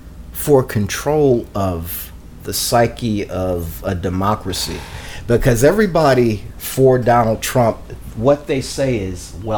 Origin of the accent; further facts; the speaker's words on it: Canada; I'm not from the United States. I'm from Canada, and we don't have the same racial division.